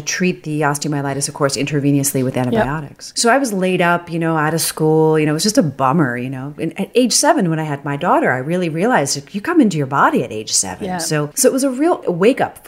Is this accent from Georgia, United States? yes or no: no; Northern Virginia, United States; born or raised there